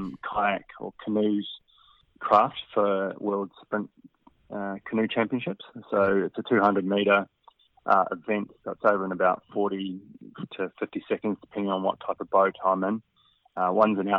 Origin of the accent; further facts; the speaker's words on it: Christchurch, Canterbury, New Zealand; moved away as an adult; also born or lived in Wanaka region / Western Australia; now in Australia; I was 5 when I moved to Christchurch from the Wanaka region